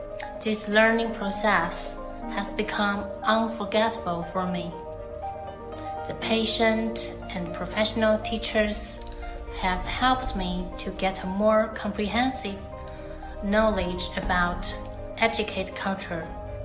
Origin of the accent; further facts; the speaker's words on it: Italy; I'm a ballerina from Italy.